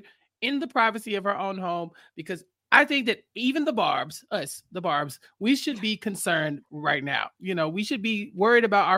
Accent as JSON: {"language": "English", "town": "Houston", "region": "Texas", "country": "United States", "said": "I'm from Houston. She went to the same college I went"}